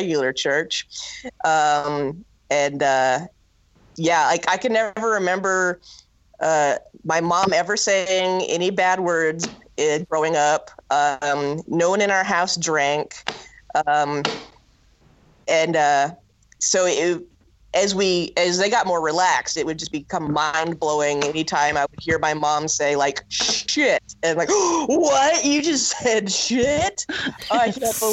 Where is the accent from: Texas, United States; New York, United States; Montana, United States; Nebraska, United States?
Nebraska, United States; Norfolk; I grew up in Norfolk, Nebraska.